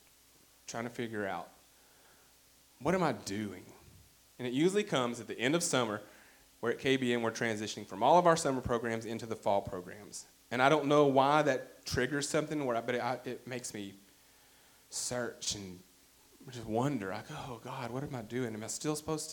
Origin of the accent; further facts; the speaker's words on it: Arkadelphia, Arkansas, United States; my hometown of Arkadelphia